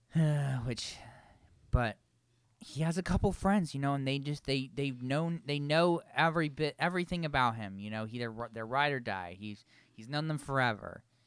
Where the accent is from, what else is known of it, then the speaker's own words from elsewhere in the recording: Vermont, United States; I was born and raised in Vermont.